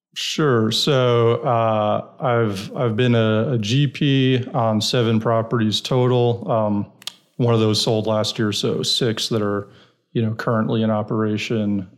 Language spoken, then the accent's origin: English; New York City, New York, United States; moved away as an adult; also born or lived in Iowa / San Francisco; now in Texas, United States; I'm originally from New York, New York City, Brooklyn